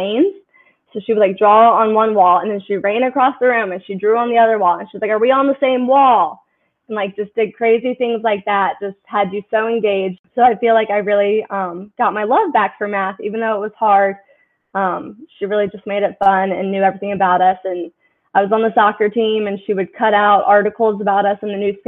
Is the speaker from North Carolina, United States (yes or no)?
yes; Greensboro, North Carolina, United States; growing up in Greensboro, I went to a small private school for K through 8